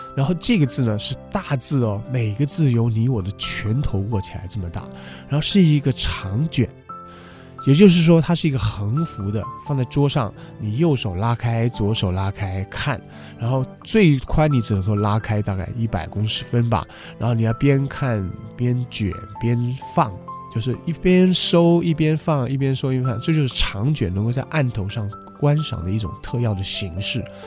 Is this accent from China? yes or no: no; Taiwan; 我们台湾话说办事